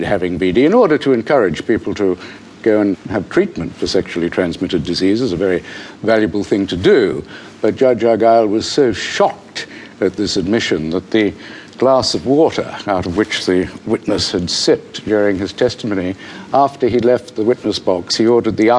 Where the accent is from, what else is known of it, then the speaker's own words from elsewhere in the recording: Sydney, New South Wales, Australia; I grew up in Eastwood